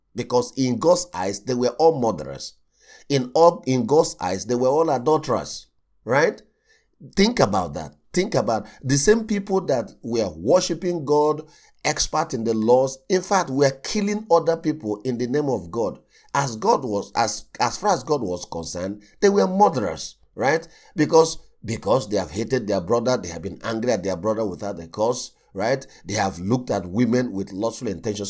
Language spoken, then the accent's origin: English; Nigeria; I come from Nigeria.